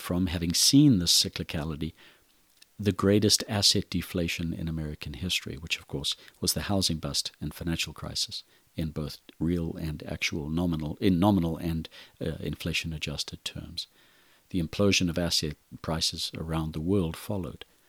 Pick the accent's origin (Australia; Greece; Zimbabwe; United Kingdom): Zimbabwe; moved away as an adult; I'm originally from Zimbabwe and Africa. Born in the country of Rhodesia, I grew up in a violent, brutal civil war